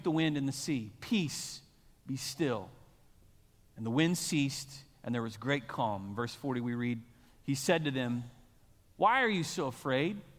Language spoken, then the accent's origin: English; Moore, Oklahoma, United States; I'm born and raised in Moore, America, right in the heart of Tornado Alley, right? I'm a product of Moore